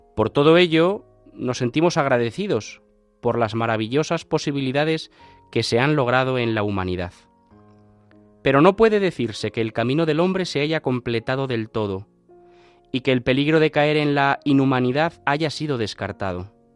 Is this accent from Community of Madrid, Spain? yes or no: yes; Alcalá de Henares, Community of Madrid, Spain; yo que soy de Alcalá de Henares, pues entiendo eso muy fácil, ¿no? Porque en Alcalá estamos rodeados de universidades